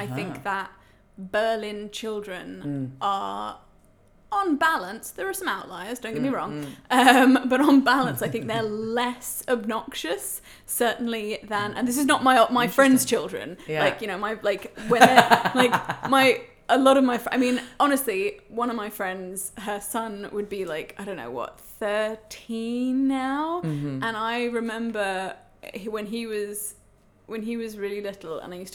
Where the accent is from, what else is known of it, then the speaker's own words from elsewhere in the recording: England, United Kingdom; moved away as an adult; now in Germany; I'm English